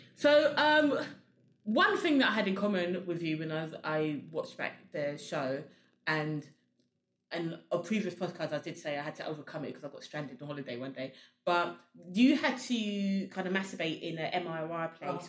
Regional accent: Sierra Leone; we're both from Sierra Leone

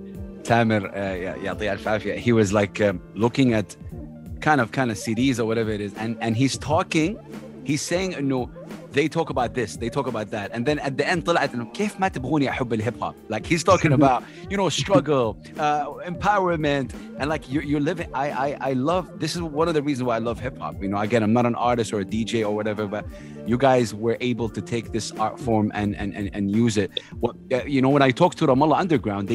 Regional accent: Saudi Arabia; moved away; as a kid growing up in Saudi Arabia

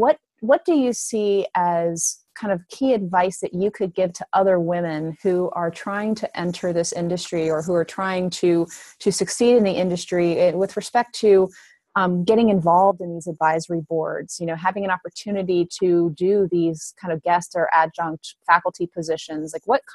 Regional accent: United States; someone who grew up here and had, you know, I was taught French, but here in the United States

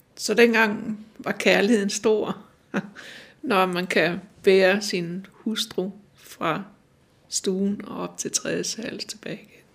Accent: Randers, Central Denmark Region, Denmark; moved away as an adult; also born or lived in Vejle / Copenhagen; now in Humlebæk, Denmark; Jeg kom fra Jylland, og jeg er født i Jylland, øh, Randersegnen, øh, men er født nede ved Vejle, men øh, vi flyttede til Randers ret tidligt.

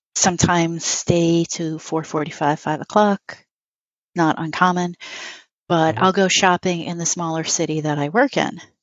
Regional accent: New York City, New York, United States; moved away as an adult; now in Western New York, United States; I grew up in New York City.

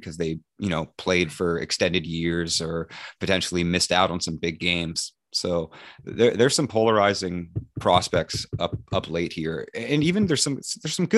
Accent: New Brunswick, Canada; I'm from New Brunswick. We are bilingual, though.

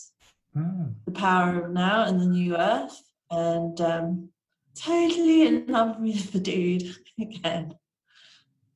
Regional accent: London, United Kingdom; Here in London, which is where I'm from. I'm a Londoner. I was born in London

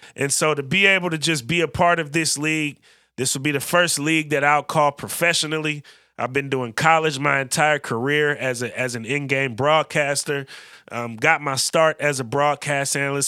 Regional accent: Bay Area, California, United States; also born or lived in Oakland; now in Portland, United States; both growing up in the Bay Area, same class, two thousand eleven.

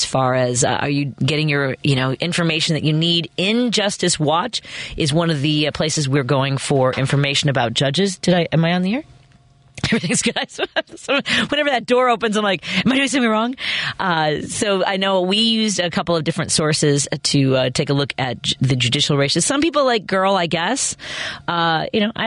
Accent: Chicago, Illinois, United States; when I was a kid, I grew up on Northwest Highway, right about a block away from there.

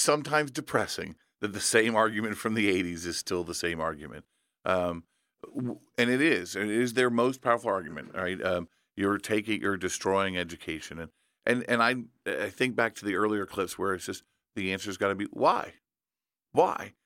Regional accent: Indiana, United States; in my home state of Indiana

